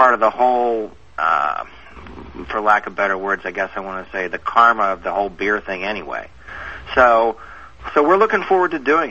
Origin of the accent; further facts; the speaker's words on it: Baltimore, Maryland, United States; I'm from Baltimore. My family is 7th generation's Baltimore.